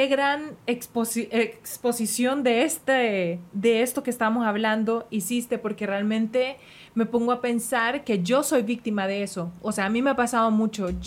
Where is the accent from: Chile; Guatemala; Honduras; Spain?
Honduras; moved away as an adult; now in Mexico; Y cuando nosotros nos fuimos de Honduras, nos fuimos a vivir a México.